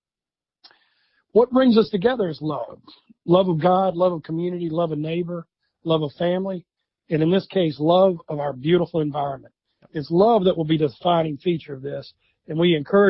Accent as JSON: {"language": "English", "region": "South Carolina", "country": "United States", "said": "I'm not a New Yorker. I'm a proud South Carolinian"}